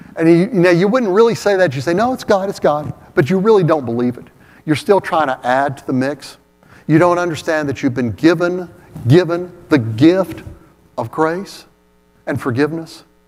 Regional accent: Oak Ridge, Tennessee, United States; that little church I grew up in in Oak Ridge

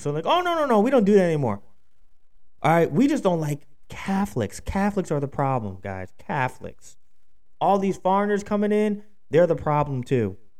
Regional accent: Pennsylvania, United States; my home state of Pennsylvania

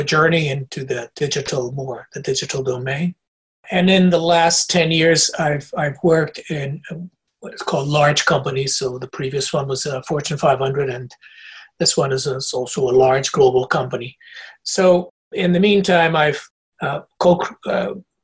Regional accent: Portugal; moved away; also born or lived in Africa / United Kingdom; Portuguese by nature and by birth. I was born in Africa, but Portuguese

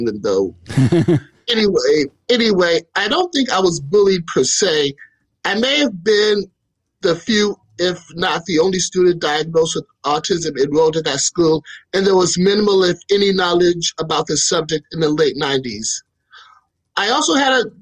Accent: Chicago, Illinois, United States; I was born and raised in Chicago.

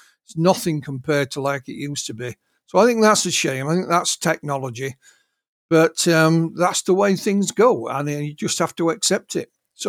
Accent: Yorkshire and the Humber, United Kingdom; Me being a Yorkshireman, we're often accused of being, you know, careful with our money.

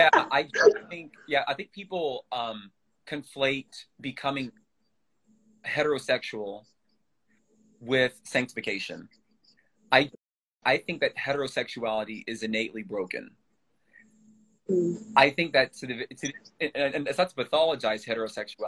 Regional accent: Louisville, Kentucky, United States; I'm from Louisville, Kentucky.

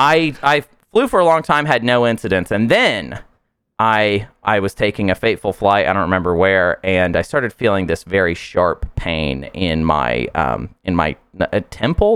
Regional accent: United States; I am American after all

